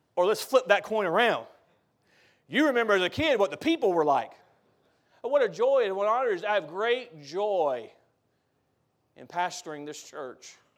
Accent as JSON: {"language": "English", "country": "United States", "said": "As an American"}